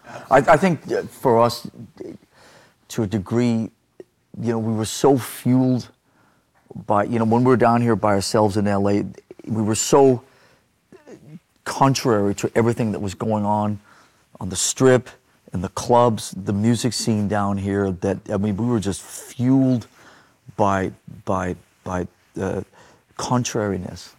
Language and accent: English; Denmark; growing up in Denmark